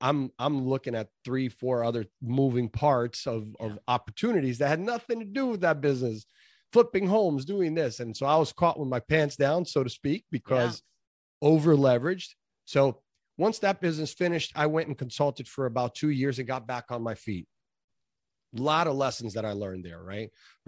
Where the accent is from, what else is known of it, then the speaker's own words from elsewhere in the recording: Brazil; Well, real briefly, I came from Brazil, a typical immigrant family. We came here for a better life, and we did that.